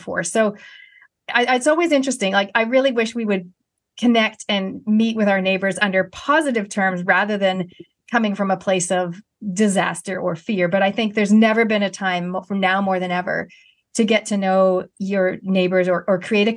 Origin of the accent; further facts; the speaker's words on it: Canada; moved away as an adult; now in New Zealand; being a Canadian and I'm moving here in my 20s, I'm a Kiwi by heritage but Canadian by birth